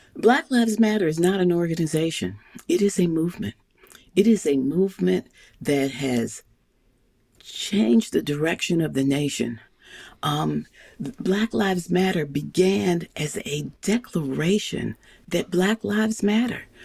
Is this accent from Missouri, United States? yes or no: yes; St. Louis, Missouri, United States; I grew up in St. Louis, Missouri.